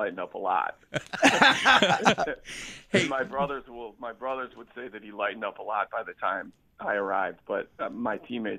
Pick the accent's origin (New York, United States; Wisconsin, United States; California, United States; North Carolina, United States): Wisconsin, United States; Waukesha; when you're a kid growing up in Waukesha, knowing that you're going to go to Catholic Memorial, what you think about most of the time is playing for Bill Young.